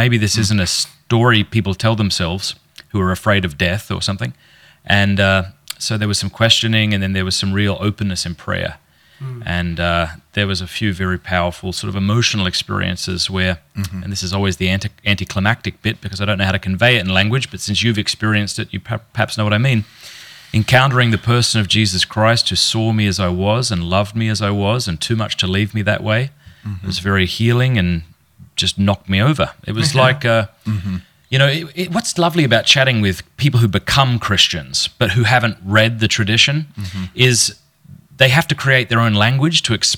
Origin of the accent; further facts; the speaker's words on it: Port Pirie, South Australia, Australia; I was raised in Port Pirie, South Australia, a small country town.